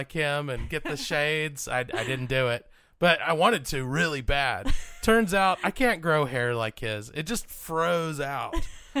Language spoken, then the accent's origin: English; Texas, United States; growing up in Texas